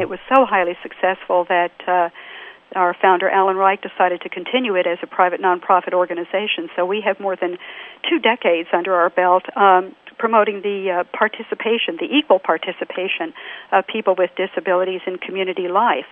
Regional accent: Texas, United States; another Texan

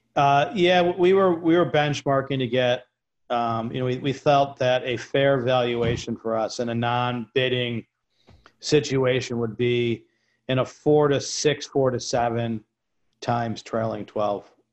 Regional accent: New York, United States; I'm a New Yorker

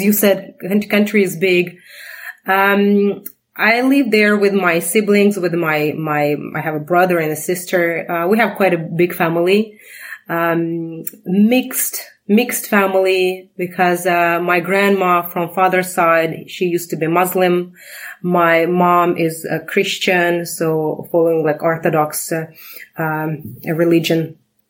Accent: Ulyanovsk, Ulyanovsk Oblast, Russia; English is a second language; moved away as an adult; also born or lived in Moscow, Russia; now in Canada; So I was born in Ulyanovsk.

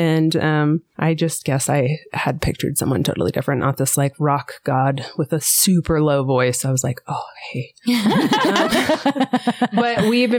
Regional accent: Western Kansas, United States; now in Johnson County, Kansas, United States; I grew up in Western Kansas and I was raised all over. So we moved around a bit.

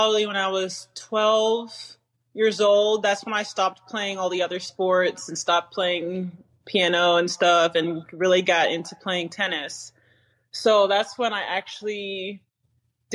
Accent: Florida, United States; also born or lived in New York; I was born in New York, so I'm not a true Floridian

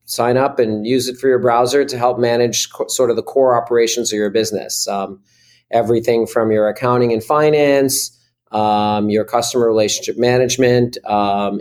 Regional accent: Newton, Massachusetts, United States; I was born in Newton, Massachusetts

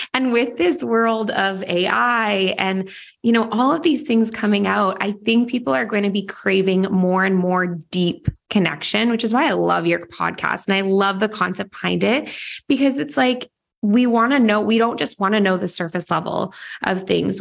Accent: Vancouver, British Columbia, Canada; my hometown of Vancouver, Canada

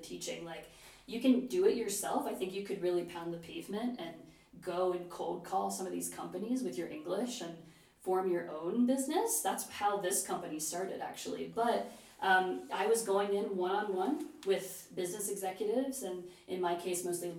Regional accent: Cincinnati, Ohio, United States; moved away as an adult; also born or lived in Tokyo; I actually applied to the University of Cincinnati, my hometown

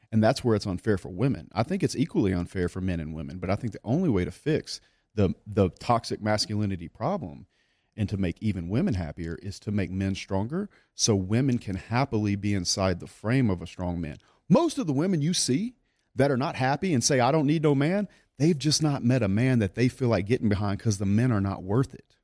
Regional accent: South Louisiana, United States; I grew up in South Louisiana

